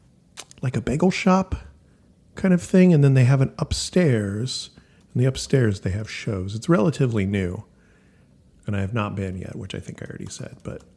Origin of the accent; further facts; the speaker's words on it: Northern California, United States; But of course I'm from Northern California.